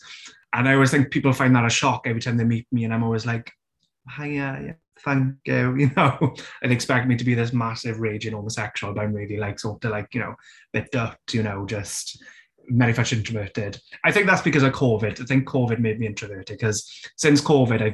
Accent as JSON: {"language": "English", "region": "South Wales Valleys", "country": "United Kingdom", "tie": "born or raised there", "accent": "Welsh", "said": "I grew up in the South Wales Valleys"}